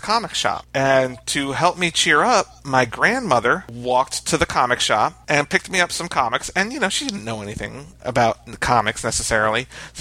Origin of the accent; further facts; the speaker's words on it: New York City, New York, United States; I was born in New York, Queens, New York, right outside of New York City